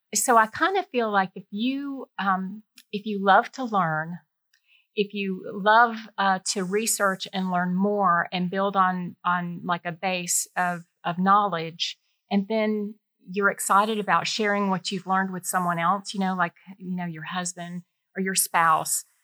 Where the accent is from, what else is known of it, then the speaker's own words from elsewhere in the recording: Warner Robins, Georgia, United States; moved away as an adult; I grew up in Warner Robins